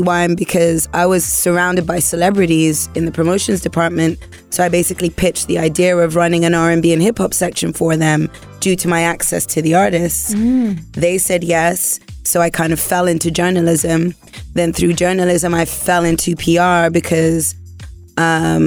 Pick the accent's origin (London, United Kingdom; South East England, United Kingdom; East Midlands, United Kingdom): London, United Kingdom; I'm British, but I'm also black